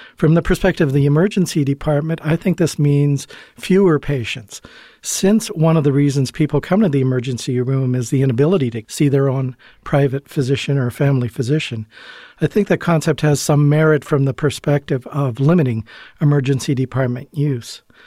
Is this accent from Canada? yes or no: yes; Canada; moved away as an adult; also born or lived in Chicago / Providence; now in Illinois, United States; I'm originally from Canada